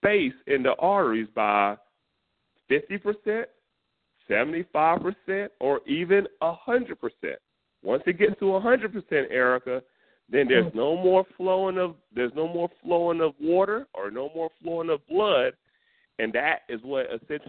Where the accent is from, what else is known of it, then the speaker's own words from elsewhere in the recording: North Carolina, United States; I'm from North Carolina, and I'm from the country